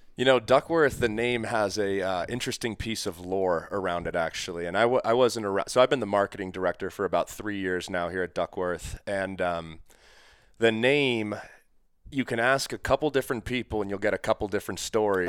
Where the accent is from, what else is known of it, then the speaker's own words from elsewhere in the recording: New England, United States; moved away; I'm actually from New England originally.